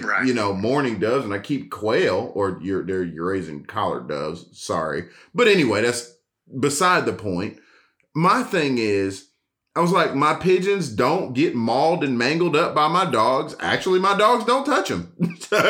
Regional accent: Atlanta, Georgia, United States; I'm still from Atlanta

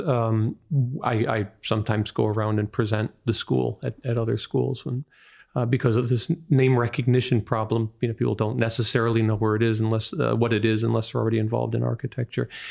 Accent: Detroit, Michigan, United States; moved away as an adult; also born or lived in Boston / Los Angeles; I'm from Detroit

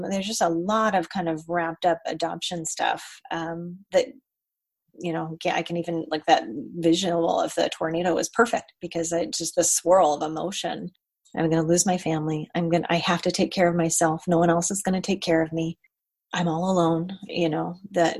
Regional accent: Colorado, United States; I grew up in Colorado

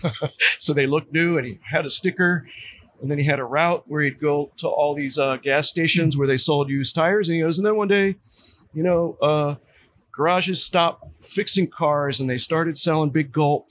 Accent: Pennsylvania, United States; moved away; I grew up in Pennsylvania

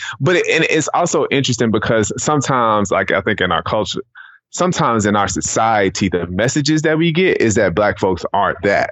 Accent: Riverdale, Georgia, United States; also born or lived in Atlanta, Georgia; So I'm originally from, I was born in Piedmont Hospital in Atlanta, Georgia. I grew up in a city outside of Atlanta called Riverdale.

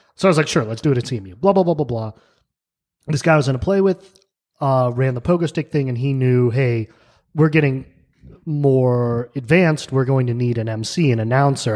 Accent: New Mexico, United States; moved away as an adult; also born or lived in New York; now in Pittsburgh, United States; I grew up in New Mexico.

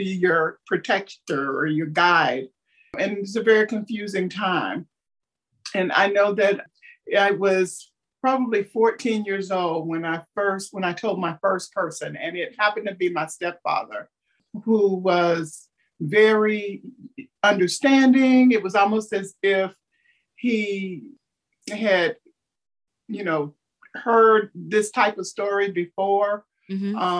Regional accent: North Carolina, United States; also born or lived in Texas; now in Florida, United States; raised in North Carolina

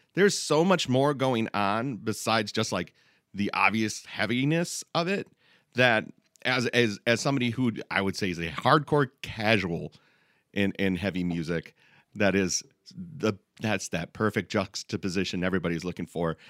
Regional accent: Midwest, United States; we're all from the Midwest

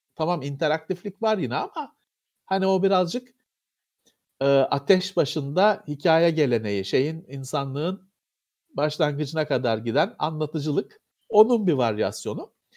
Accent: Istanbul, Turkey; ben Bakırköylüyüm.

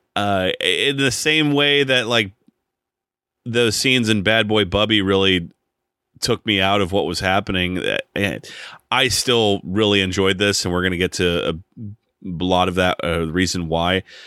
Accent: United States; as an American and just being growing up here

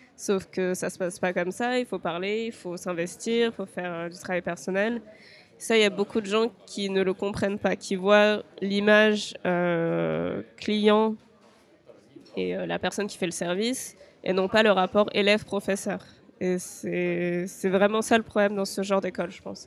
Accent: France; moved away as an adult; now in Japan; en tant que Français, on vient d'un pays où on a énormément d'avantages

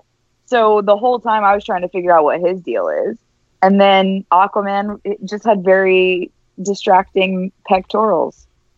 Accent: Florida, United States; Yes. I speak a little Spanish too. I'm from Florida. It's like little Cuba.

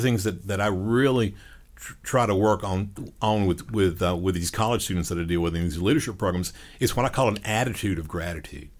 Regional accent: Panama City Beach, Florida, United States; growing up on Panama City Beach.

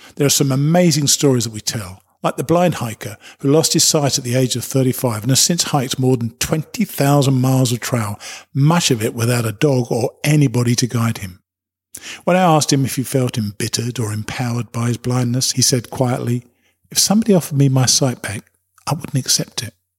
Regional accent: United Kingdom; I'm a Brit

